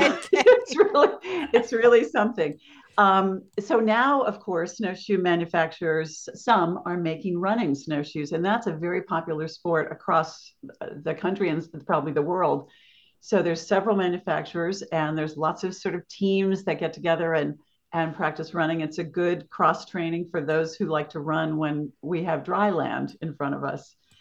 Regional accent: St. Louis, Missouri, United States; moved away as an adult; also born or lived in Maine; now in Norway, Maine, United States; I come from the Midwest, um, St. Louis.

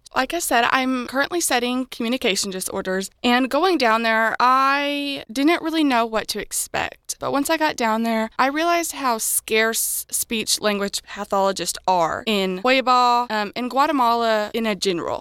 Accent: Karnak, Illinois, United States; I am from Karnak, Illinois.

